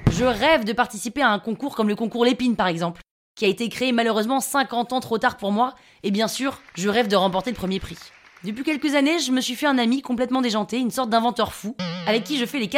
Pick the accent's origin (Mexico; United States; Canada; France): United States; Nashville, Tennessee; Je viens de Nashville dans le Tennessee.